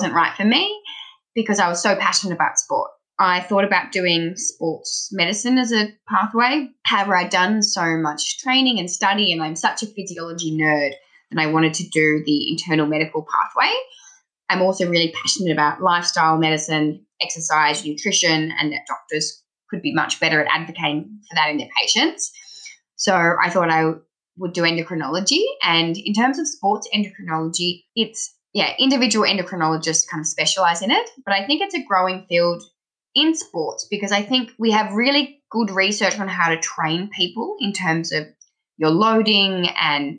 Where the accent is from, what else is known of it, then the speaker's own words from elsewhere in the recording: Sydney, New South Wales, Australia; accent: Australian; moved away as an adult; now in Canberra, Australia; you might hear from my accent, I'm Australian. I am a doctor from Sydney, but I'm currently working in our capital, Canberra